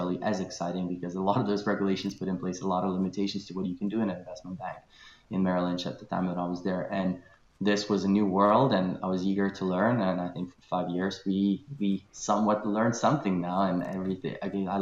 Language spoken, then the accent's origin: English; Kaunas, Kaunas County, Lithuania; moved away as an adult; also born or lived in Glasgow; I'm originally Lithuanian, born and raised in Kaunas, which is second city in Lithuania.